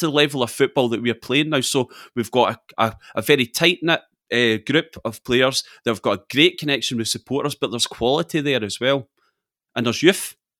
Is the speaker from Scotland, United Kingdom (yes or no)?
yes; Scotland, United Kingdom; we're Scottish